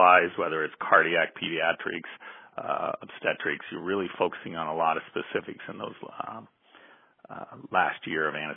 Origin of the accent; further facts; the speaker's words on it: Southern California, United States; also born or lived in Omaha, Nebraska; I was raised here in Southern California